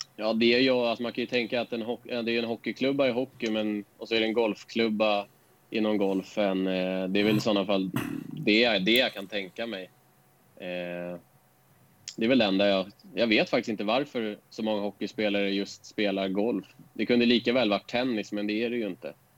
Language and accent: Swedish; Stockholm, Stockholm County, Sweden; also born or lived in Årstadal, Stockholm; jag bodde i Bagarmossen tills jag gick i... Kan det ha varit åtta ettan på högstadiet. Men vi flyttade, flyttade från Bagarmossen till ett område som heter Årstadal.